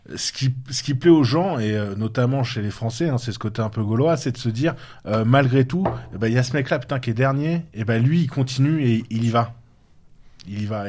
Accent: Touraine, Centre-Val de Loire, France; moved away; il est de Touraine, de ma région d'origine

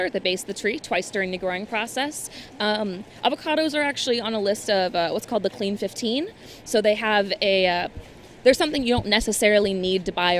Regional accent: Southern California, United States; moved away; I grew up in Southern California, and having avocado trees in your backyard was like 800% normal.

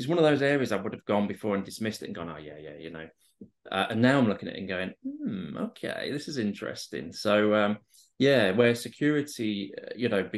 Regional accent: Barnsley, Yorkshire and the Humber, United Kingdom; now in London, United Kingdom; I'm originally from the north of England, from a place called Barnsley, which is an old coal mining community

